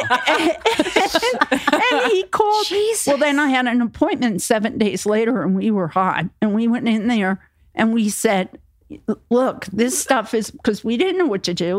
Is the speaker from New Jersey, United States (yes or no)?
yes; New Jersey, United States; moved away as an adult; also born or lived in Florida; I was from Jersey